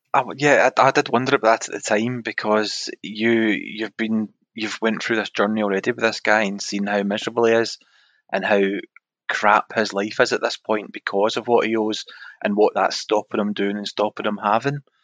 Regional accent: Scotland, United Kingdom; we're from Scotland

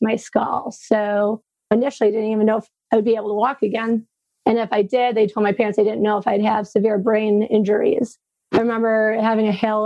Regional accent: Frankenmuth, Michigan, United States; I'm originally from Frankenmuth, which is a small German town in Michigan.

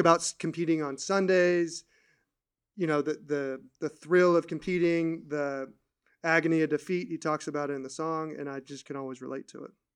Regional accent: California, United States; I grew up in California

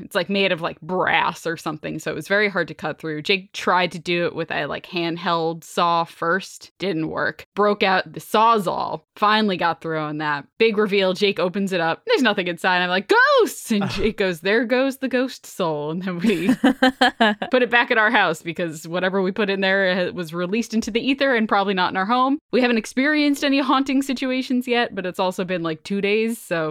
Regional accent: New Jersey, United States; I grew up in Central Jersey on the shore, of course, and my grandma is from New York City.

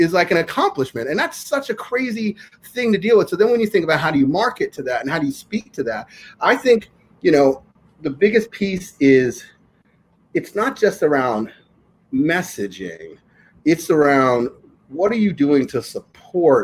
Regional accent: New York, United States; I'm born and raised in New York

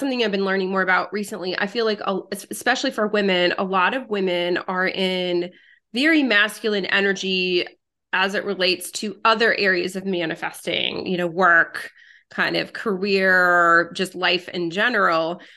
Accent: United States; English is a second language; also born or lived in France; moved to the United States when I was a girl, didn't speak English

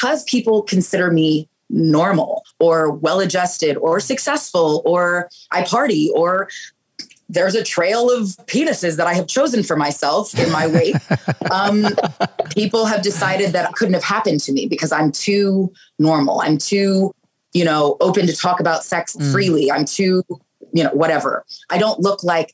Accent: Pleasanton, California, United States; from Pleasanton, you know, the town that I grew up in Northern California

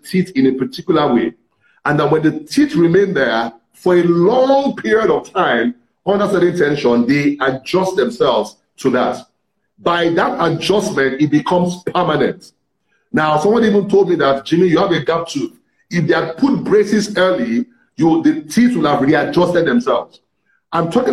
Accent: Ibadan, Oyo, Nigeria; I grew up in Ibadan, the city of Ibadan

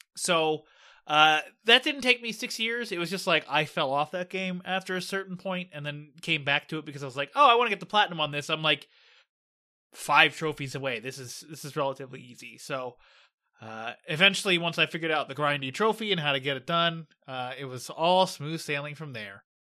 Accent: Pittsburgh, Pennsylvania, United States; my hometown

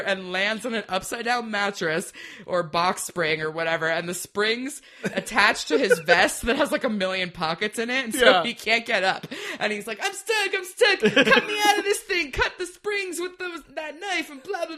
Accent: Southern California, United States; I'm from Southern California

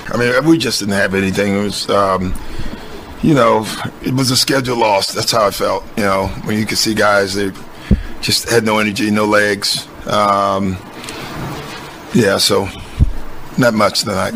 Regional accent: Providence, Rhode Island, United States; moved away; Providence, Rhode Island, my mm-hmm. hometown. I'm working for my hometown paper

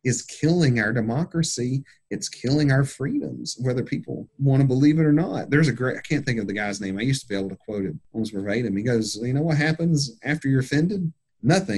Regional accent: United States; I'm a good old American mutt

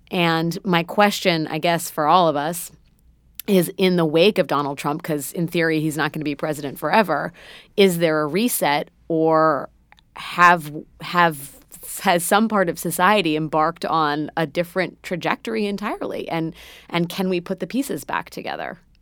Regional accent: United States; as an American

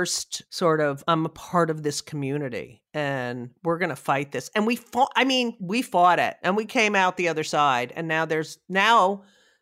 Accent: New Jersey, United States; moved away; I grew up in Jersey

